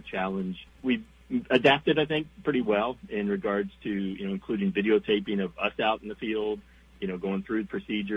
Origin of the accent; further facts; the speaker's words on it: Southern Ohio, United States; moved away as an adult; also born or lived in Kentucky; now in Minnesota, United States; I grew up in Southern Ohio